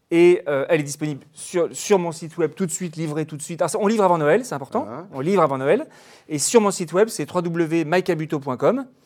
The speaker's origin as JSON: {"language": "French", "country": "France", "said": "je suis français."}